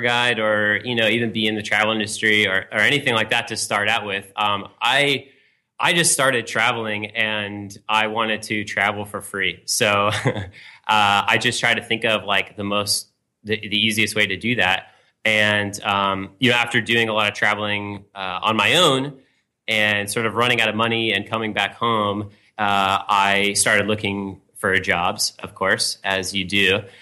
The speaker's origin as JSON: {"language": "English", "area": "Marin County", "region": "California", "country": "United States", "moved": "yes", "lives_now": "New York City, United States", "said": "I'm from California originally, uh, just outside San Francisco in Marin County"}